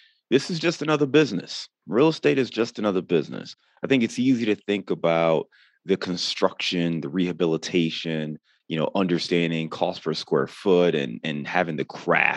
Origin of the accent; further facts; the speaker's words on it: Cleveland, Ohio, United States; moved away; also born or lived in Chicago; I'm actually born and raised in Cleveland, but I lived in Chicago for about 9 or 10 years total